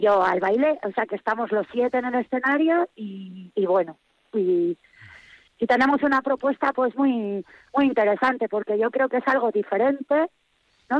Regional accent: Vitoria-Gasteiz, Basque Country, Spain; moved away as an adult; also born or lived in Granada; now in Cuartango, Spain; Yo he vivido siempre en Bastéis

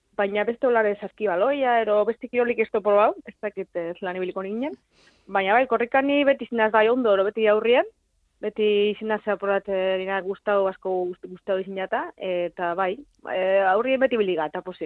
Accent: Abadiño, Basque Country, Spain; moved away as an adult; also born or lived in Zaragoza; ni abadino bizinaz

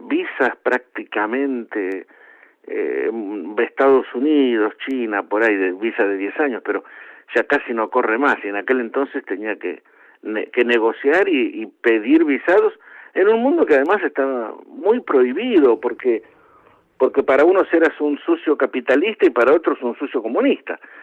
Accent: Argentina; moved away as an adult; aún siendo argentino, necesitaba visa para España

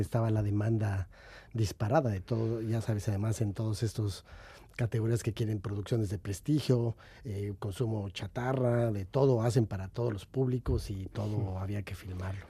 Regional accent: Mexico; moved away

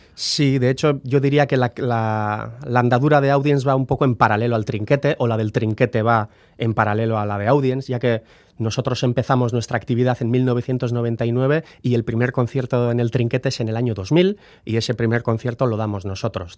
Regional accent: Guernica, Basque Country, Spain; also born or lived in Bilbao; Entre nosotros hablamos euskera, hemos aprendido euskera, somos de Guernica

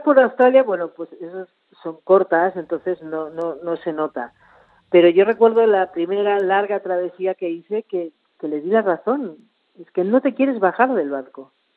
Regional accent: Argentina; moved away as an adult; volver a la que era mi tierra

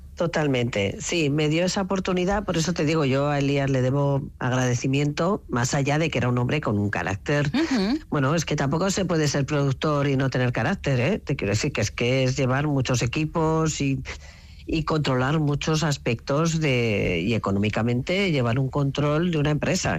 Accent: Navarre, Spain; moved away

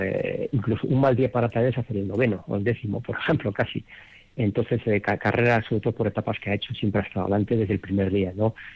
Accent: Madrid, Community of Madrid, Spain; moved away as an adult; also born or lived in Vitoria, Álava; now in Denver, United States; yo en, Madrid cuando me crié jugué seis años en el Real Madrid

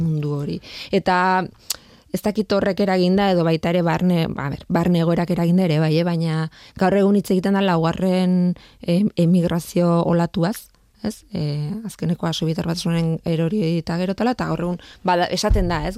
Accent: Leitza, Navarre, Spain; ni leitzakoa naiz

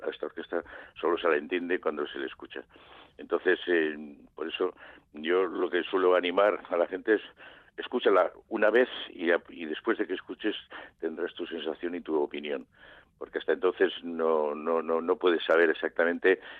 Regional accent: Basque Country, Spain

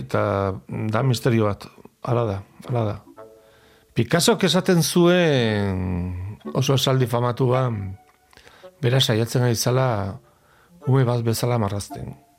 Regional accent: Pamplona, Navarre, Spain; Basque is a second language; joaten nintzen iruñeko beste puntara e, liburuen bila

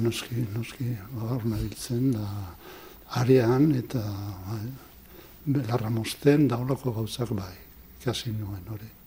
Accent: Zarautz, Basque Country, Spain; moved away; also born or lived in Bilbao; ni musika plazan jaio naiz, zauzko musika plazan

